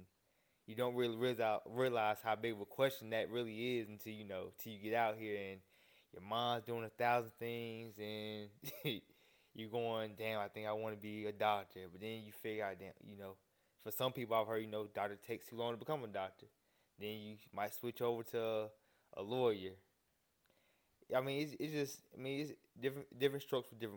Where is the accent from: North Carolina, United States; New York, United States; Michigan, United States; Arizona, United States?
North Carolina, United States; I'm originally from North Carolina. Been here my whole life